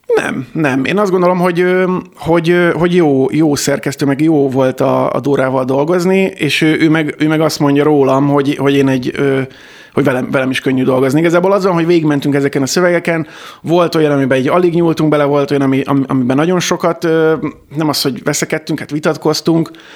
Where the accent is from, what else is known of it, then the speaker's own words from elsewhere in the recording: Kecskemét, Bács-Kiskun, Hungary; én Kecskeméten születtem, és ott is nőttem fel